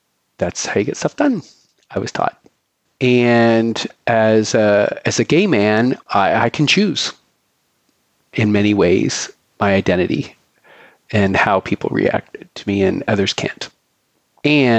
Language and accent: English; Canada; now in Philadelphia, United States; I am a white gay Canadian living in Philadelphia